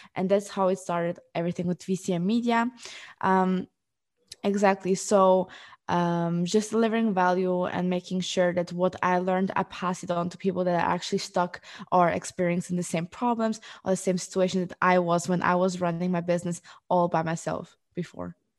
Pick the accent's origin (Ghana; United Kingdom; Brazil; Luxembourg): Luxembourg; moved away as an adult; also born or lived in Portugal; now in Amsterdam, Netherlands; I am originally from Portugal. I grew up in, um, Luxembourg, and four years ago, I moved to Amsterdam